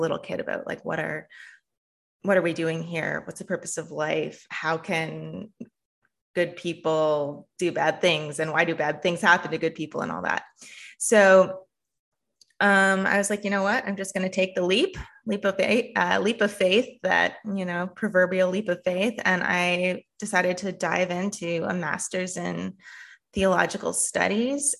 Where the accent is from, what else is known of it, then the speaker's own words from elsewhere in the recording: Canada; moved away as an adult; now in United States; my experience, um, as a Canadian